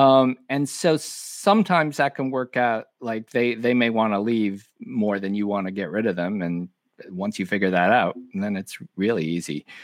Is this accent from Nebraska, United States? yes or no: yes; Omaha, Nebraska, United States; also born or lived in Madison, Wisconsin; I was born in Madison, Wisconsin, but I basically grew up in Omaha, Nebraska.